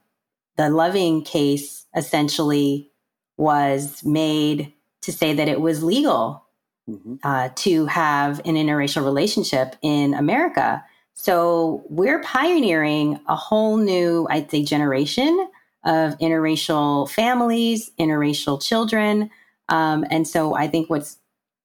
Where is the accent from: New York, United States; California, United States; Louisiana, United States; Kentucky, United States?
California, United States; I'm from California